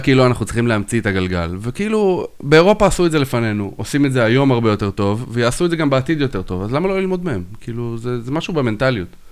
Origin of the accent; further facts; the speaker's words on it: Israel; אנחנו ישראלים